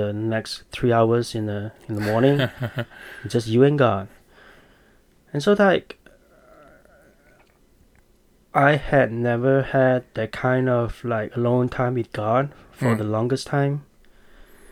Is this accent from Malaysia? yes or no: yes; Malaysia; moved away as an adult; now in United States; I was born in Malaysia